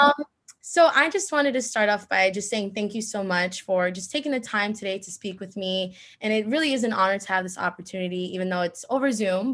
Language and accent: English; Bayonne, New Jersey, United States; I'm from Bayonne, New Jersey